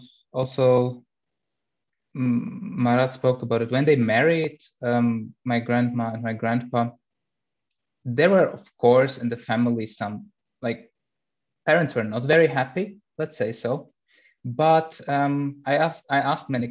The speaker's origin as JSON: {"language": "English", "region": "Berlin", "country": "Germany", "tie": "born or raised there", "moved": "as an adult", "lives_now": "Bavaria, Germany", "said": "I was born 1993 in Berlin, already in Germany"}